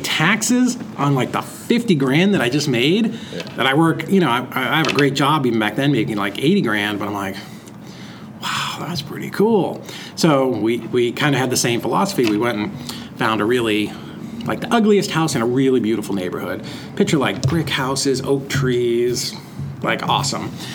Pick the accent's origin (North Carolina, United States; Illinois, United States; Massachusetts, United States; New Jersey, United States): Massachusetts, United States; Lowell; I grew up in Boston. Uh, kind of at the in, in Massachusetts, um, right outside of Lowell, Mass